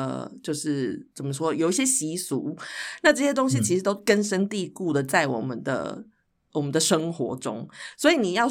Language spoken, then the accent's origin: Chinese; Taichung, Taiwan; 因为我我在台中出生长大嘛